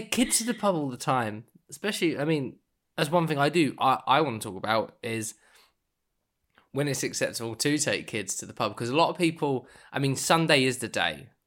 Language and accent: English; United Kingdom; as a Brit